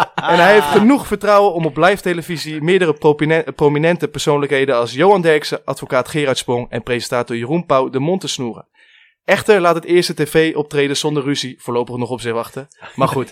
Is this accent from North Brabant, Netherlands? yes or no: no; Amersfoort, Utrecht, Netherlands; wij komen uit Amersfoort